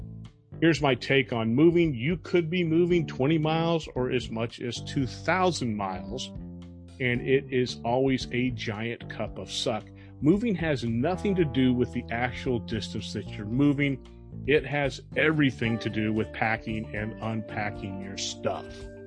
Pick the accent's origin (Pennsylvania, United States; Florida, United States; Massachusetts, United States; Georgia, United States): Florida, United States; Growing up in South Florida, she owned kind of a household furnishing store